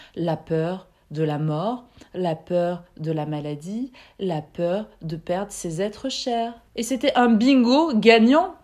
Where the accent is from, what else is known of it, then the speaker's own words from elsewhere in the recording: France; Je suis née en France, j'ai fait mes études en France, j'y travaille depuis quatorze ans